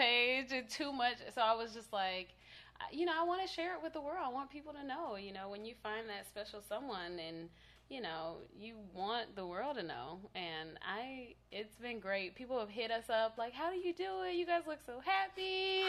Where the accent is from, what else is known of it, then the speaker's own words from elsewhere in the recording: Tallahassee, Florida, United States; now in Los Angeles, United States; I am from Tallahassee, Florida